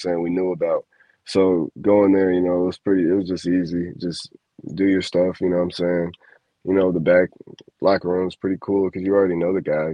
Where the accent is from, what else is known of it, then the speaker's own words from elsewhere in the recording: Chicago, Illinois, United States; I'm from Chicago